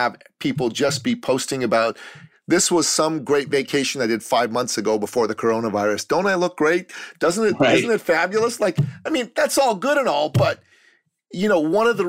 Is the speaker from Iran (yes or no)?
yes; Iran; moved away; I'm a Christian from the Middle East, from Iran. I left my country because I used to live in tyranny, and I came to the free West